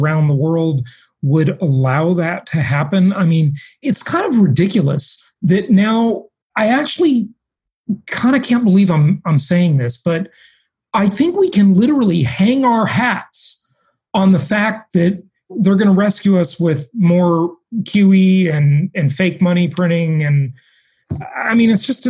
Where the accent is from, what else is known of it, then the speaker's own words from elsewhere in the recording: California, United States; now in Florida, United States; I grew up in the Socialist Republic of California, and I got out and moved to Florida for no income taxes